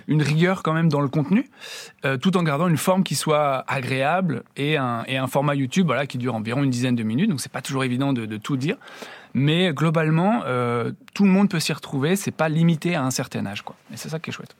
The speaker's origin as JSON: {"language": "French", "region": "Brittany", "country": "France", "said": "je suis breton"}